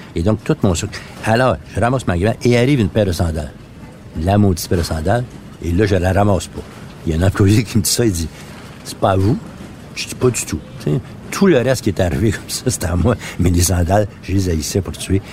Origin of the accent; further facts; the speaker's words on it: Quebec, Canada; first language French; je suis un Canadien, je suis pas un Québécois pour eux